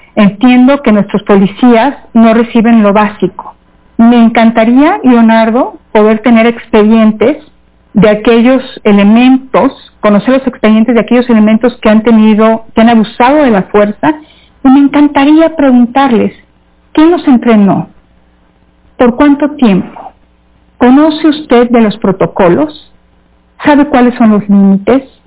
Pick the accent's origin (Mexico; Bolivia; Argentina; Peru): Mexico; somos muchos mexicanos, muchísimos mexicanos